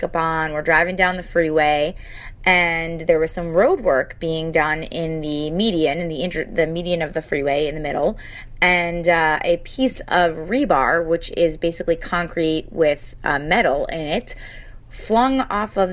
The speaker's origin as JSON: {"language": "English", "region": "New Jersey", "country": "United States", "said": "I'm from New Jersey"}